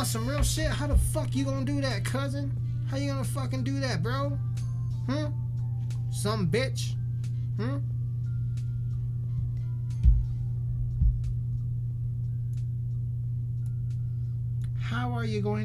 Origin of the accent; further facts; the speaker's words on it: Colorado, United States; I'm from Colorado, y'all. Plus, I'm fucking Hispanic. And I'm from a very small town.